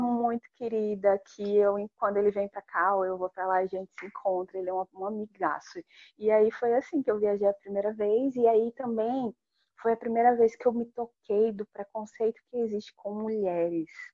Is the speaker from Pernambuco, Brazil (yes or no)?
no; Natal, Rio Grande do Norte, Brazil; nascida, criada e vivendo em Natal, Rio Grande do Norte